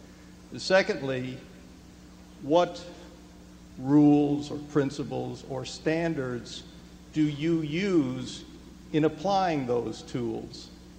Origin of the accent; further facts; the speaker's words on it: Boulder, Colorado, United States; from Boulder, Colorado